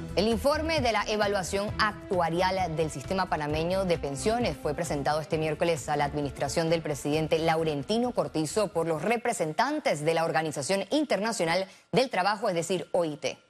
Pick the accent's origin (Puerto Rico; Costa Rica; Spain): Costa Rica; lo digo yo como costarricense